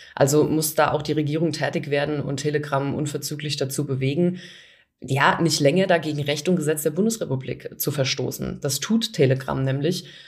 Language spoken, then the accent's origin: German; Bavaria, Germany; bei uns in Bayern